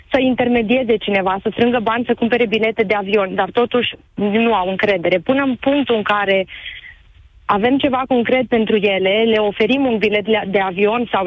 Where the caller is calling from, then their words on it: Cluj-Napoca, Cluj County, Romania; …, sunt, vă sunt de la Cluj.